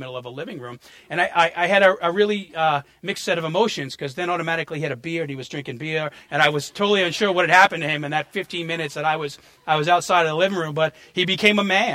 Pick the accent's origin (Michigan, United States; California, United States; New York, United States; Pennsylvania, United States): New York, United States; moved away; also born or lived in New Orleans; I had too much concrete under my feet growing up in New York